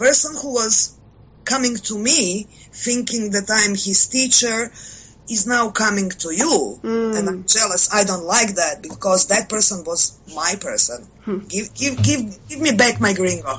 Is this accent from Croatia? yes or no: yes; Croatia; I am from Croatia